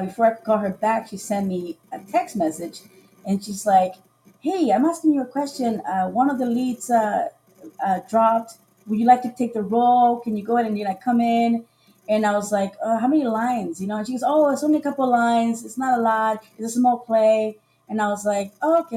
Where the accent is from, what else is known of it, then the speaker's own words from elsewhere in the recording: Costa Rica; moved away; also born or lived in Sarasota, Florida / Florida; I'm originally from Costa Rica